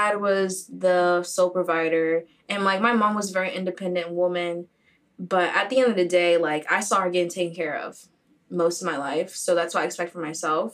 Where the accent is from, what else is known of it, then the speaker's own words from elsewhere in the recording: Haiti; from Haiti